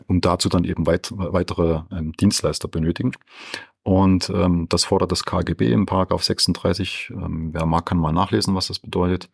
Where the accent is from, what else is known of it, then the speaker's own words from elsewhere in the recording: Franconia, Bavaria, Germany; bin ich viel in meiner Heimat Franken unterwegs